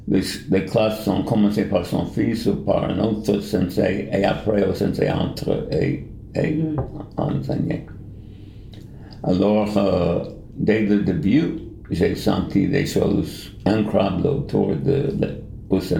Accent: New York, United States; French is a second language; moved away as an adult; also born or lived in India / Japan; now in Bern, Switzerland; Je suis américain, né à New York, et euh, j'ai passé les premiers 30 ans de ma vie à New York, de ville de New York. Et après, je suis allé en, à l'Inde. Et après l'Inde, je suis allé au Japon

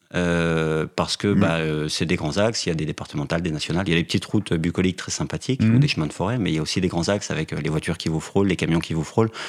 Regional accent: Saint-Amé, Grand Est, France; moved away as an adult; now in Paris, France; suis né, j'ai grandi dans les Vosges, dans une, petite ville près de Remiremont. Qui s'appelle Qui s'appelle Saint-Amé, où il y a 2000 habitants

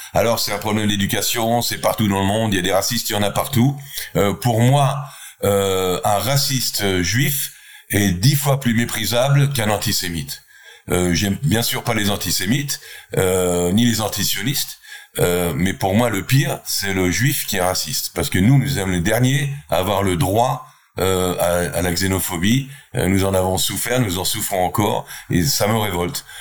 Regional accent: Israel; je suis israélien, je viens d'Israël

